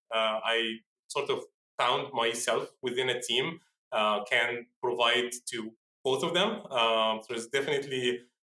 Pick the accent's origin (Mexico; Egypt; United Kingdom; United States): Egypt; moved away; I'm originally from Egypt